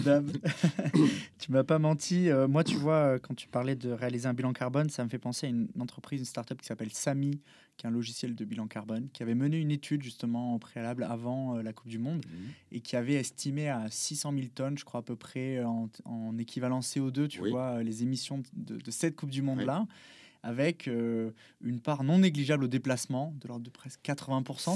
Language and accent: French; Bordeaux, Nouvelle-Aquitaine, France; je viens de Bordeaux, donc j'étais passionné de supporter de l'équipe de l'UBB